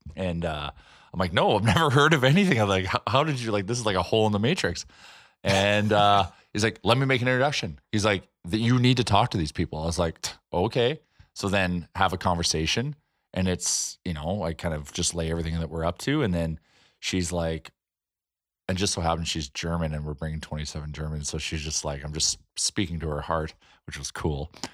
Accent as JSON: {"language": "English", "town": "Edmonton", "region": "Alberta", "country": "Canada"}